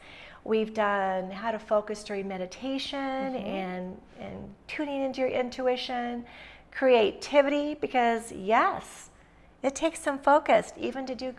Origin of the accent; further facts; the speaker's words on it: Missoula, Montana, United States; And then, of course, we're from Western Montana in the Missoula area.